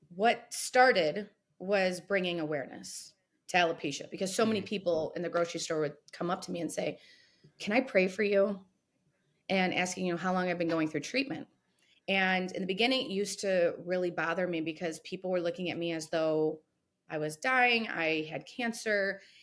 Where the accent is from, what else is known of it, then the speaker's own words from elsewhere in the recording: Sylvania, Ohio, United States; I grew up here in a little suburb called Sylvania